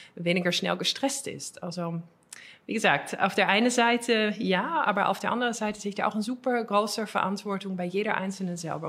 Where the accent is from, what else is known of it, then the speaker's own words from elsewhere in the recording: Netherlands; accent: Dutch; German is a second language; moved away as an adult; now in Germany; holländisches Akzent. Also ich, bin, ich, bin, Holländerin